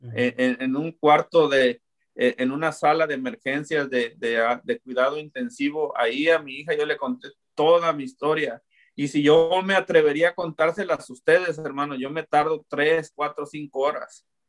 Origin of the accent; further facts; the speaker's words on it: Zapopan, Jalisco, Mexico; moved away as an adult; also born or lived in Guadalajara, Jalisco / Olympia, Washington; now in Lacey, United States; soy originario de Guadalajara, pero yo crecí en Zapopan